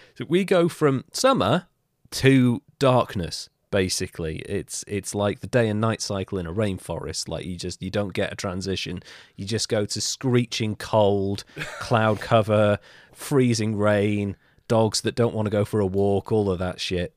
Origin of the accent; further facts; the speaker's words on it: United Kingdom; I'm British